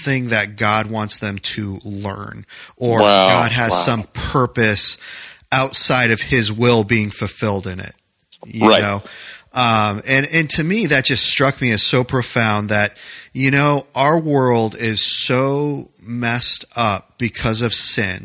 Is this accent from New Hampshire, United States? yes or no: yes; New Hampshire, United States; moved away as an adult; also born or lived in New York